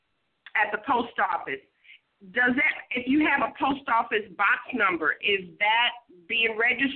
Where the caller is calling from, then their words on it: Baton Rouge, Louisiana, United States; I'm calling from Baton Rouge, Louisiana.